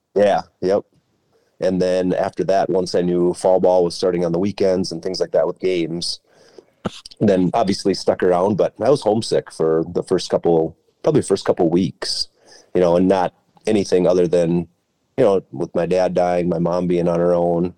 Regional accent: Albany, Minnesota, United States; I grew up in Albany, Minnesota

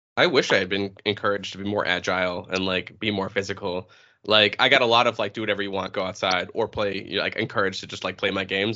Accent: New Hampshire, United States; originally from uh, New Hampshire

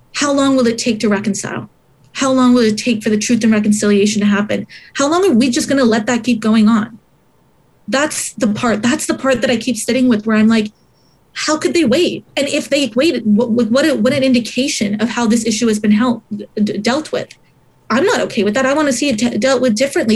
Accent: Montreal, Quebec, Canada; i was born in uh, montreal but my parents came here from Sri Lanka

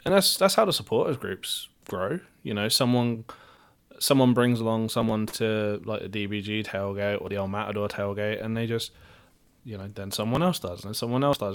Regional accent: Luton, East of England, United Kingdom; accent: English; moved away as an adult; now in Dallas, United States; as someone with an English accent

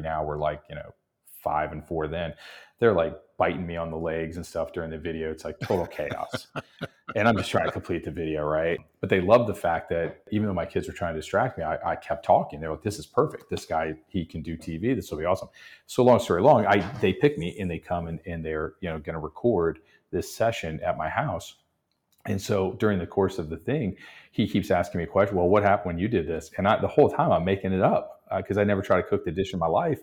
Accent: Texas, United States; now in New Orleans, United States; I grew up in Texas

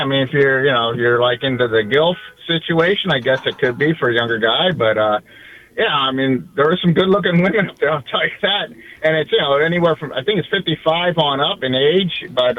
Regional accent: Hershey, Pennsylvania, United States; now in Miami, United States; I'm from Miami. I'm originally from Hershey, Pennsylvania, but I've been here since 1992.

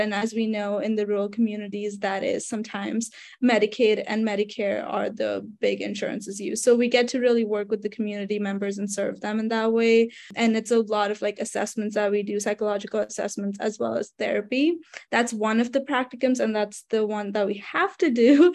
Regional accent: Mumbai, Maharashtra, India; moved away as an adult; now in United States; so I am actually from Mumbai, India. So I was an international student

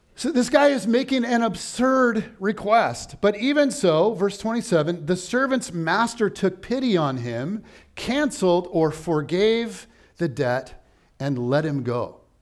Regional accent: United States; as an American

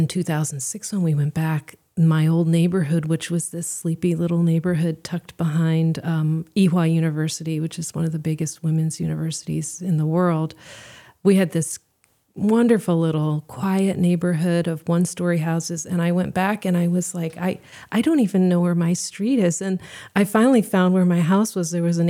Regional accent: Seoul, South Korea; and I grew up in Seoul. We moved there when I was two, and so I grew up, you know, speaking the language, surrounded by Korean culture, and it's really culturally my home.

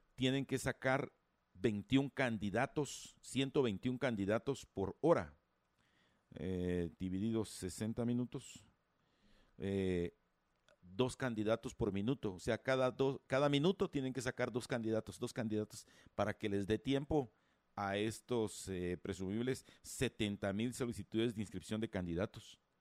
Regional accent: Guatemala; somos todos los guatemaltecos

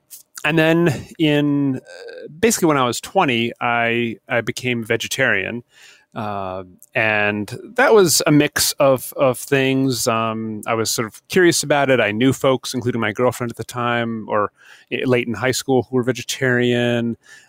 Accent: New Hampshire, United States; also born or lived in Vermont; I grew up not hunting. I grew up fishing in New Hampshire and some in Vermont.

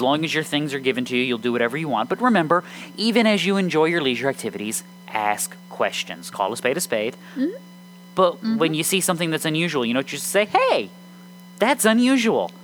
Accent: United States; I'm an American

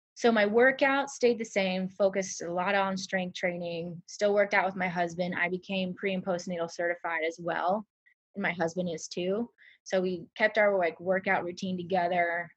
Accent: Nebraska, United States; moved away as an adult; now in Harlem, United States; I'm from Nebraska

